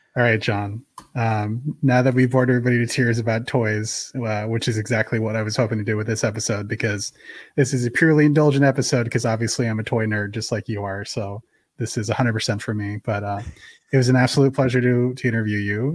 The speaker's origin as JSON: {"language": "English", "area": "San Francisco Bay Area", "region": "California", "country": "United States", "tie": "born or raised there", "said": "growing up in the San Francisco Bay Area"}